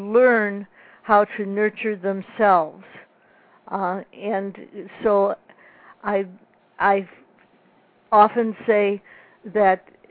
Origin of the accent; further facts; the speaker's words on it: Libertyville, Illinois, United States; I grew up in Libertyville, Illinois, in a large yellow house in the woods